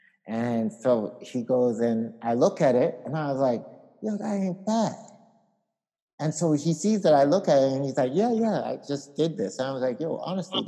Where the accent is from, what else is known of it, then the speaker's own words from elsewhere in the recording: Ghana; I'm from Ghana